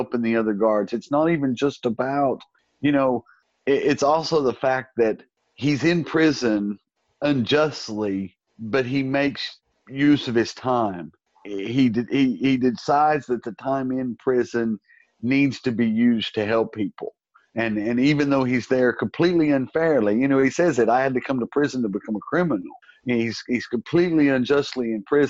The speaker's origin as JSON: {"language": "English", "country": "United States", "tie": "born or raised there", "moved": "yes", "lives_now": "England", "said": "growing up in America, although I live in England now"}